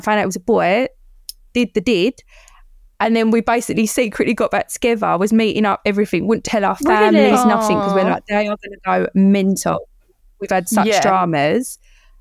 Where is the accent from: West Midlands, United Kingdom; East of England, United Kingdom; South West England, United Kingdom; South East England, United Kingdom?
South East England, United Kingdom; Kent; also born or lived in Chigwell, Essex; I'm from Kent.